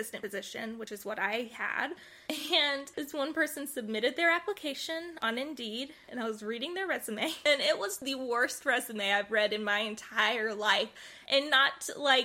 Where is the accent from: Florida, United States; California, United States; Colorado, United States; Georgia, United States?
Georgia, United States; we're both from Georgia